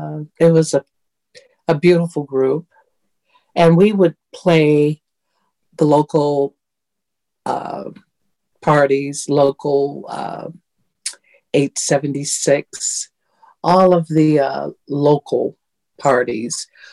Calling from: Detroit, Michigan, United States; Detroit, where it is snowy and icy today.

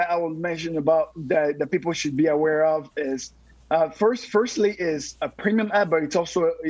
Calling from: San Antonio, Texas, United States; Oh, San Antonio, Texas.

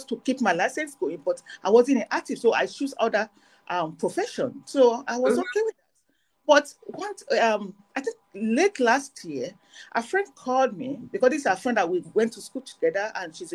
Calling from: Canada; right now I'm calling from Canada. I live in Canada.

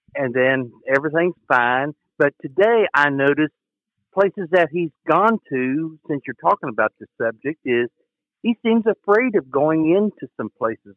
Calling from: West Virginia, United States; calling from West Virginia

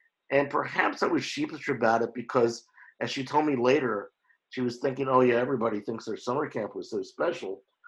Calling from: Oakland, California, United States; I'm calling in from Oakland, California

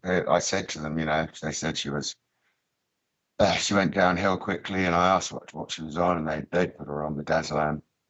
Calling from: New Zealand; I'm calling from New Zealand, Richie.

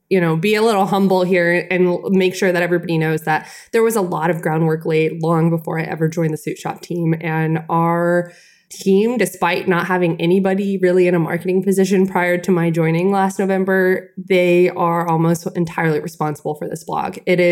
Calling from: Atlanta, Georgia, United States; I'm calling in from Atlanta, Georgia. Our suit shop is not in Atlanta, Georgia, but that's where I am.

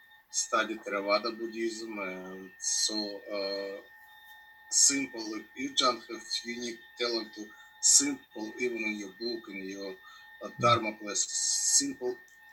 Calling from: Cleveland, Ohio, United States; I'm logging from Cleveland, Ohio. I live now in the United States, Cleveland, Ohio.

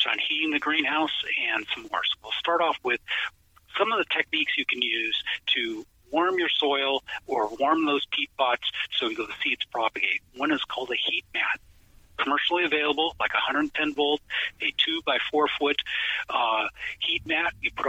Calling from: Portland, Oregon, United States; And we're calling here from Portland, Oregon, and it's beautiful and sunny. Doesn't rain every day, but yes.

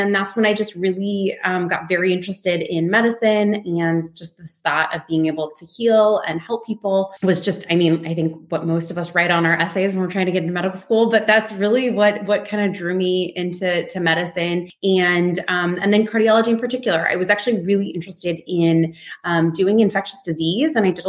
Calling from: Tiburon, California, United States; I'm calling from my home actually in Tiburon, which is in Marin, just northern part of San Francisco. And my practice is in San Francisco. So I'm in the Bay Area.

